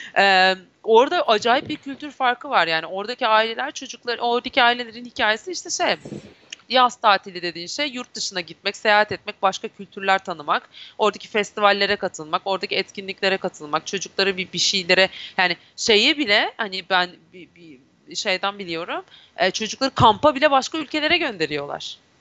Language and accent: Turkish; Turkey; ben Türk'üm.